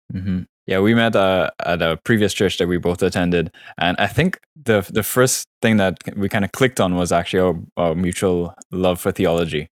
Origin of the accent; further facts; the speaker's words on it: Trinidad & Tobago; moved away as an adult; also born or lived in Florida / Vancouver; born and raised in Trinidad, um, you know, till I was around nineteen, left there for college, you know, doing my undergrad in Florida